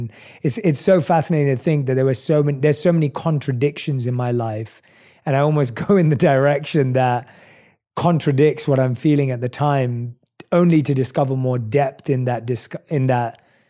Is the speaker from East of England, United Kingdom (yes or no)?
no; London, United Kingdom; accent: British, New York, LA mix; now in United States; I was born and raised in London. So, and obviously I've lived in the States for the last 6 years.